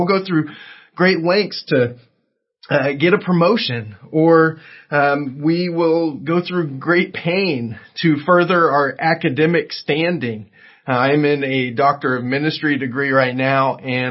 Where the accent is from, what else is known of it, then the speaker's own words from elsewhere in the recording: Southern California, United States; I grew up in Southern California